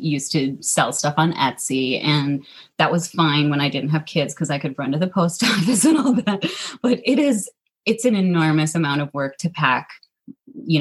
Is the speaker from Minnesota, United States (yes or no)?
yes; Minnesota, United States; I'm born and raised in Minnesota. I've actually only lived in Minnesota